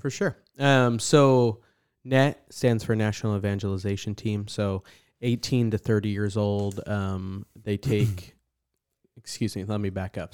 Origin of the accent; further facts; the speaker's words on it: New Jersey, United States; now in San Antonio, United States; growing up in New Jersey